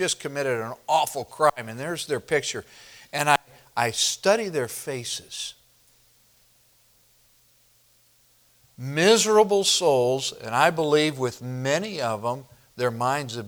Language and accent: English; Midwest, United States; moved away; growing up in the Midwest